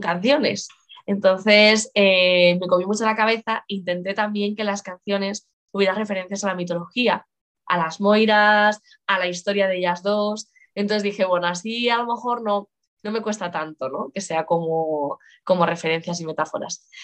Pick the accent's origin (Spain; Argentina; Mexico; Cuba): Spain; Lugo, Galicia; yo gallega, yo nací en Lugo